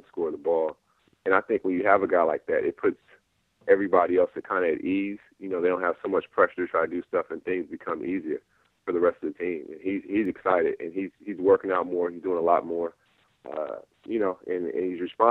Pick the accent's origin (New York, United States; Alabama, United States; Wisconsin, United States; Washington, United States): Washington, United States; Seattle; also born or lived in Inglewood, California; born and bred in Seattle, but I was back and forth between Seattle and Los Angeles